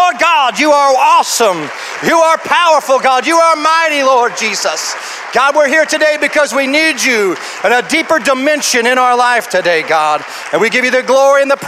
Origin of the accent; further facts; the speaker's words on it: Urbana, Illinois, United States; I come from Urbana, Illinois, and a little bit about myself is I was raised in a home that was all broken up